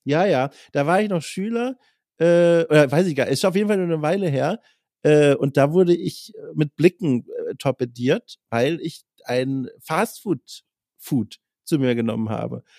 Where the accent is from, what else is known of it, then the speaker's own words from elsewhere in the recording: Franconia, Germany; accent: Franconian; ich komme ja auch aus dem Süden